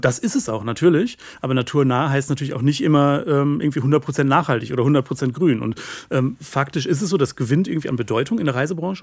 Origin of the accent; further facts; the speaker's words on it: West Germany, Germany; muss ich als Wessi ja wahrscheinlich so sagen